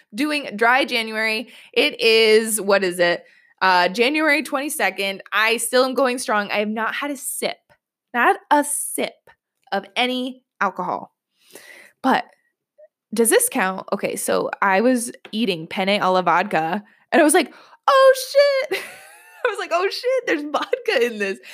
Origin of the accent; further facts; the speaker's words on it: New York, United States; I'm from New York. I live in New York.